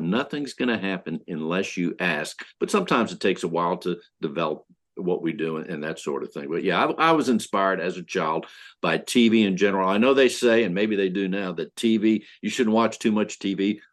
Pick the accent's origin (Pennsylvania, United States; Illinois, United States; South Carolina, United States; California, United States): Pennsylvania, United States; now in Houston, United States; I grew up in Pennsylvania